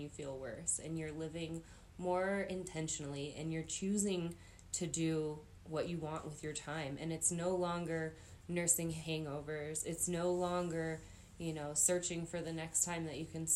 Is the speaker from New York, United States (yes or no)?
no; Grand County, Colorado, United States; growing up in Grand County